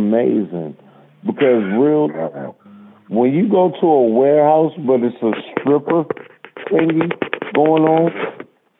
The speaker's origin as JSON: {"language": "English", "town": "Mandeville", "region": "Manchester Parish", "country": "Jamaica", "said": "I'm from Jamaica"}